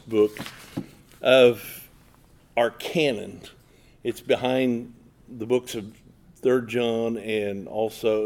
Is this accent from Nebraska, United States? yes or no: yes; Omaha, Nebraska, United States; I'm from Omaha, Nebraska